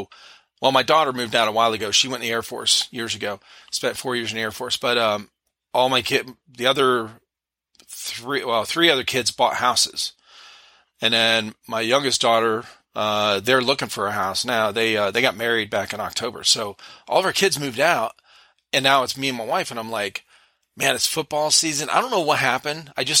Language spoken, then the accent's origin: English; Akron, Ohio, United States; moved away; we grew up in Akron